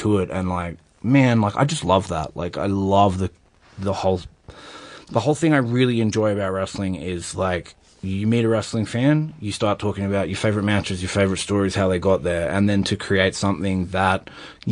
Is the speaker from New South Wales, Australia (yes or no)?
yes; Sydney, New South Wales, Australia; I come from Sydney